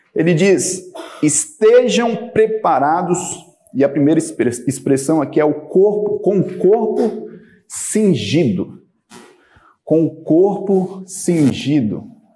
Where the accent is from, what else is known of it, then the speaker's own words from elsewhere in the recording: Bahia, Brazil; Eu sou baiano